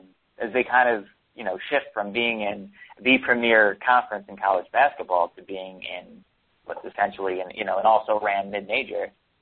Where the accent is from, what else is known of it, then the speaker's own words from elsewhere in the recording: Long Island, New York, United States; growing up on Long Island